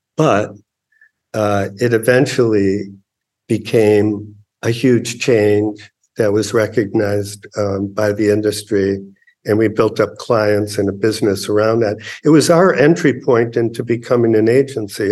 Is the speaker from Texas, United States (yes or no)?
no; Chicago, Illinois, United States; I grew up in Chicago in public schools